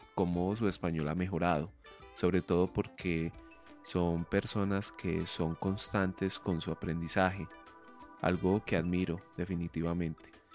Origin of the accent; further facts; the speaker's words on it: Medellín, Antioquia, Colombia; soy colombiano, soy de Medellín y vivo actualmente aquí en esta ciudad